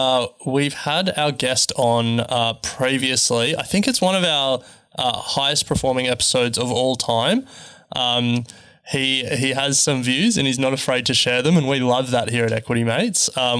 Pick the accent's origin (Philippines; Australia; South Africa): Australia; No offense to Australian companies, but you know, as Australian investors, it's now never been easier to invest overseas, which is great for us.